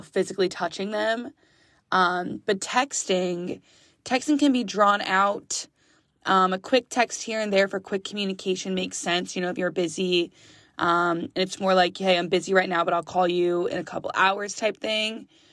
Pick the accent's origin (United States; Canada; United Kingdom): United States; West Reading, Pennsylvania; now in Philadelphia, United States; West Redding, Pennsylvania. That is my hometown